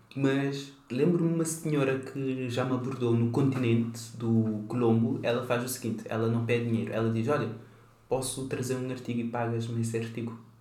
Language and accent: Portuguese; Cape Verde; now in Portugal; sou de Cabo Verde